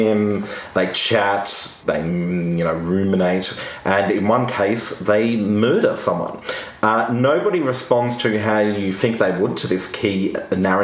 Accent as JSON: {"language": "English", "country": "Australia", "said": "as an Australian"}